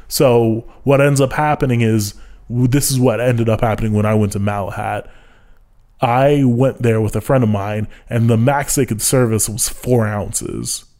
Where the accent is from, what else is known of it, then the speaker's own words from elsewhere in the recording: United States; I'm American